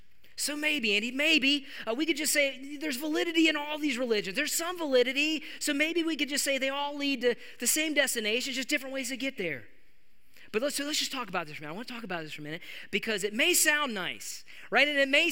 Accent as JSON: {"language": "English", "region": "West Virginia", "country": "United States", "said": "Like, of course, I mean, that's how I grew up. I'm from West Virginia."}